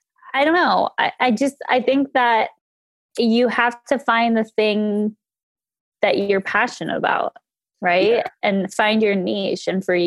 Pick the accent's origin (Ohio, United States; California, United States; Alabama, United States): California, United States; Thousand Oaks; Thousand Oaks, California, my hometown.